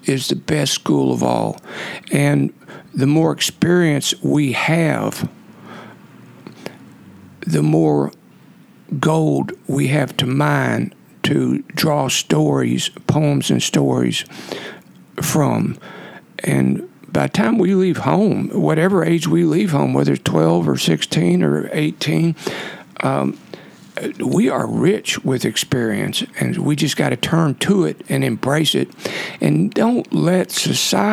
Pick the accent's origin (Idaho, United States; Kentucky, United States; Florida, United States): Kentucky, United States; Ohio County, western; also born or lived in Iceland; I grew up in Ohio County in western Kentucky